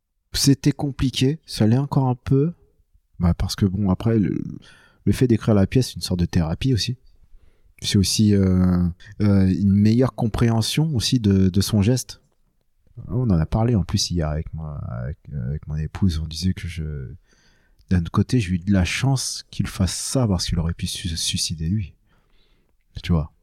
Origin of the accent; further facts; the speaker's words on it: France; je suis né en France, et tout ça, je suis, je suis pas un vietnamien qui vient de débarquer